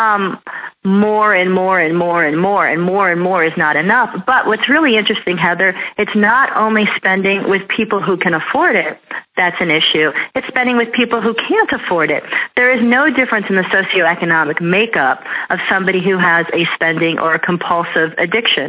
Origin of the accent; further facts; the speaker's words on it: Scottsdale, Arizona, United States; I was raised in North Scottsdale